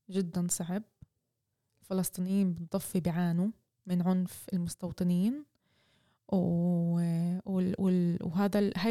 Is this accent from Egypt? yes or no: no; Israel; ف احنا كفلسطينيين إيه، في الداخل كل سلاح بنشوفه انه هو موجه ضدنا